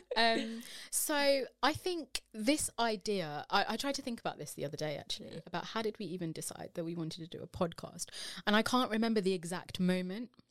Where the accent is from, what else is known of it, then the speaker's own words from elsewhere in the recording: United Kingdom; as British Asian women